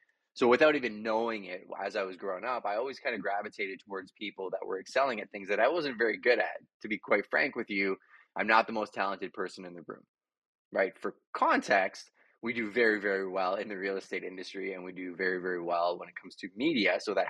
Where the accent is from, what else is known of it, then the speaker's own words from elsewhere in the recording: Montreal, Quebec, Canada; now in London, Canada; So I came from Montreal to London, Ontario, ended up as a bouncer, 155 pounds soaking wet